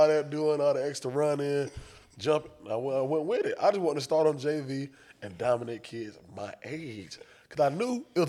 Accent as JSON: {"language": "English", "town": "Jacksonville", "region": "Florida", "country": "United States", "tie": "born or raised there", "said": "Jacksonville for me, it's not as good or bad as everybody like me, as most people like have it."}